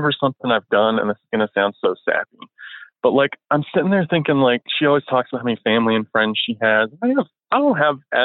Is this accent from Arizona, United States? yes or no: no; Florida, United States; moved away; I'm from Florida originally